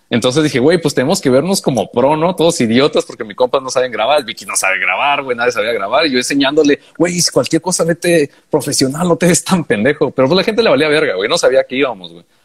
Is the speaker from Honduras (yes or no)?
yes; Honduras; de Honduras, pues, güey, yo soy de Honduras.